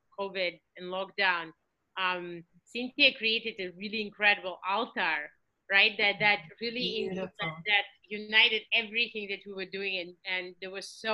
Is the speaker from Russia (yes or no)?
yes; Russia; moved away; I was raised in Soviet Russia